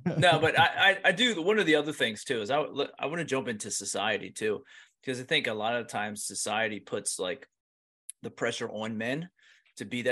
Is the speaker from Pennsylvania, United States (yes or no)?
yes; Pennsylvania, United States; I'm from Pennsylvania